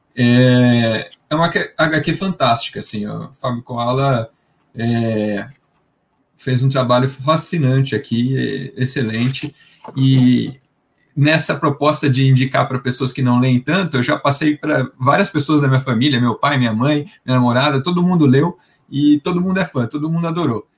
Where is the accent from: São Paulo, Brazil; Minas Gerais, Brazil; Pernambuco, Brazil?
São Paulo, Brazil; interior of; Sou de São Paulo interior de São Paulo